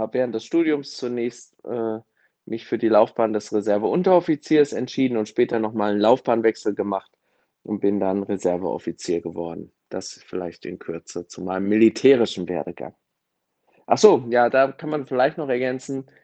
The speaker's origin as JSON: {"language": "German", "country": "Germany", "said": "für uns als Deutsche"}